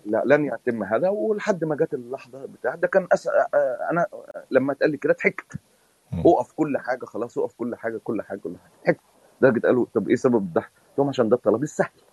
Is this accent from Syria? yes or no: no; Egypt; moved away as an adult; انا خرجت من مصر